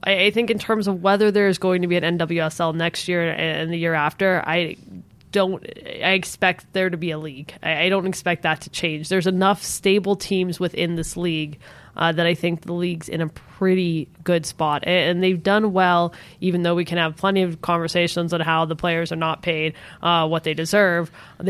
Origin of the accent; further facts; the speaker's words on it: San Diego, California, United States; I'm from San Diego and they have great Mexican food.